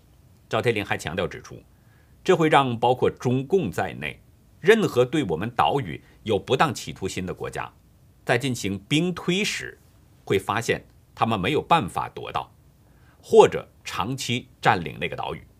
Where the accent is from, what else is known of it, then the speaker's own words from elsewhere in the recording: China; moved away; 作为一个身在异国他乡的中国人来说呢，